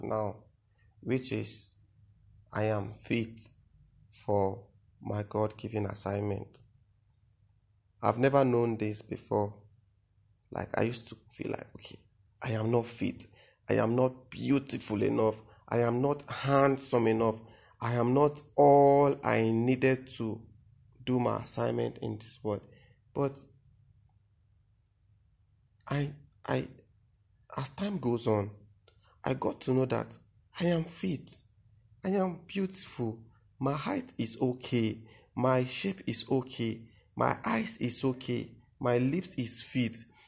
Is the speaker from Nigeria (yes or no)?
yes; Benue, Nigeria; I am from Benue State. I am Idoma by tribe